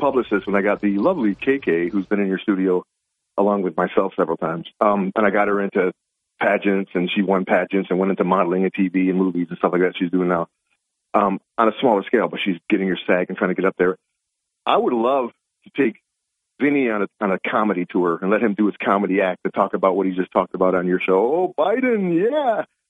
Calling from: Binghamton, New York, United States; Good morning, Bob. … in Binghamton.

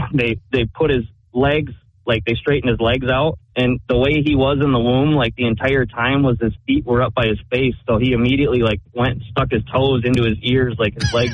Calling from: New Hampton, New Hampshire, United States; I'm leaving New Hampton on my way to Nashua.

